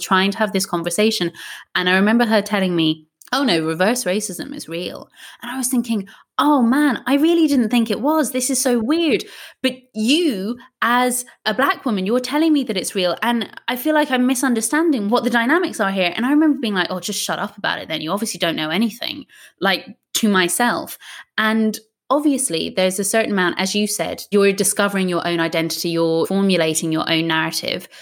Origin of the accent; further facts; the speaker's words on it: Ireland; I grew up in Ireland.